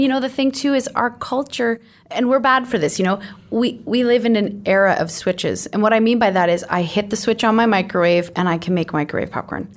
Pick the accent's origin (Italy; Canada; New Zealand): Canada; as Canadian Christians